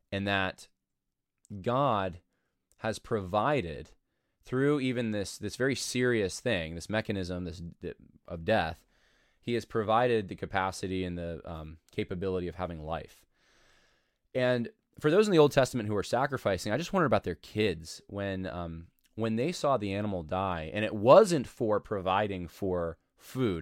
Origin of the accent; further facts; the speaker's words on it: New York, United States; moved away as an adult; we moved away from New York